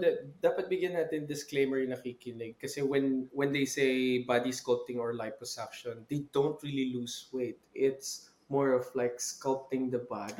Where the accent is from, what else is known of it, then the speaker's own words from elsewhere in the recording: Philippines; moved away as an adult; now in United States; I have two sets of parents, I'm Filipino and American